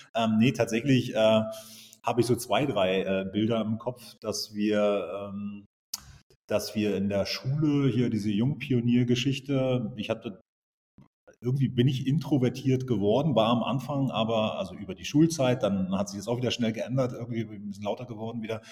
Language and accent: German; East Germany, Germany; Ich bin äh, groß geworden im Osten